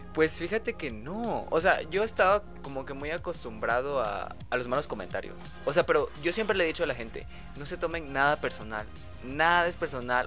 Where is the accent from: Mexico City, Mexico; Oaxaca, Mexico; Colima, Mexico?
Oaxaca, Mexico; moved away as an adult; also born or lived in Puebla; soy de Oaxaca y me mudé a Puebla, o sea, yo era foráneo